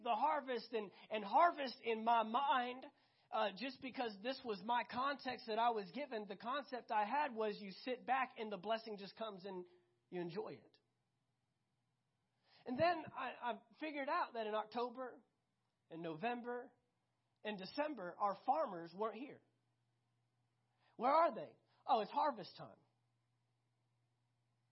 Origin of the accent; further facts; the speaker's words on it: Fort Worth, Texas, United States; I grew up 10 minutes south of downtown Fort Worth.